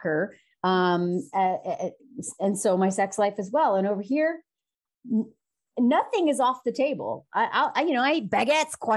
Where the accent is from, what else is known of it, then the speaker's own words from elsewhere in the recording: the South, United States; moved away as an adult; now in France; I grew up in the South in the U.S.